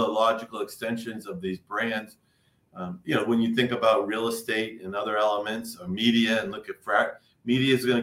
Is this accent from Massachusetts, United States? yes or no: yes; Boston, Massachusetts, United States; I grew up in Boston